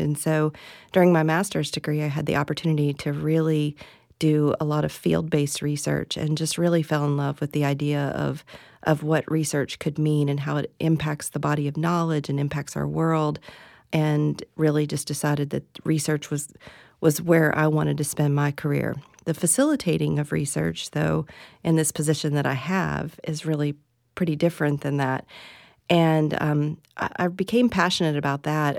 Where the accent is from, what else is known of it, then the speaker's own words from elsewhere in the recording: West Virginia, United States; moved away as an adult; also born or lived in Tennessee; now in Florida, United States; I'm originally from West Virginia